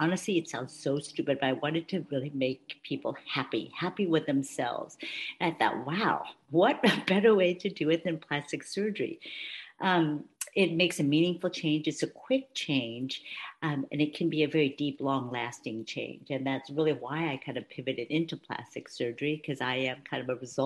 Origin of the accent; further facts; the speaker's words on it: Palo Alto, California, United States; moved away as an adult; also born or lived in St. Louis; I grew up in Palo Alto, went to Stanford University, ended up going to Washington University Med School in St. Louis